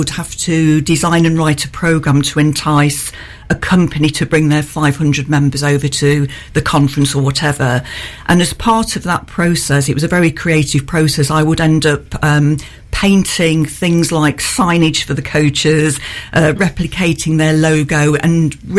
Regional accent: Oxton, East Midlands, United Kingdom; born there; although I was born near Newark in Oxton, near Southwell, I calculated the purpose of this show that I've moved 38 times.

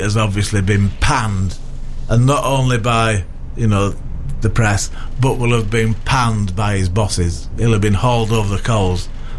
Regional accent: Yorkshire and the Humber, United Kingdom; I'm from Yorkshire.

